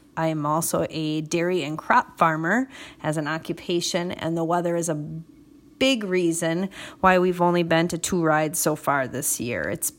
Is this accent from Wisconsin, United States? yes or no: yes; Clintonville, Wisconsin, United States; I'm from Clintonville, Wisconsin, which is about 45 minutes west of Green Bay.